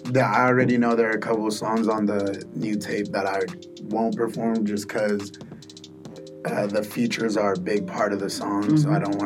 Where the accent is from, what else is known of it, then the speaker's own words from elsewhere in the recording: Nigeria; but to the core, Nate knows I'm Nigerian. Shout out my Naija boys.